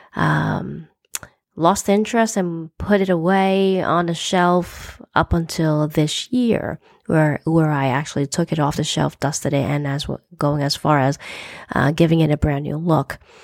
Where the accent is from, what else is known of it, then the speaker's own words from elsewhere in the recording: United States; I'm an American born Chinese to parents who immigrated to, to the U S in the sixties